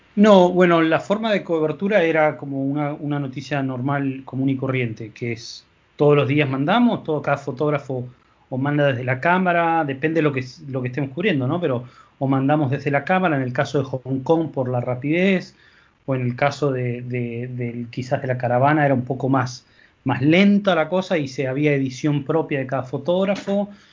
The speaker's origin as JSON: {"language": "Spanish", "country": "Argentina", "moved": "yes", "said": "yo no soy de Buenos Aires, soy del interior"}